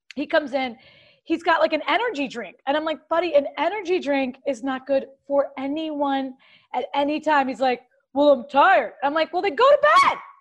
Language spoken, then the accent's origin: English; Clearwater, Florida, United States; moved away; Clearwater near Tampa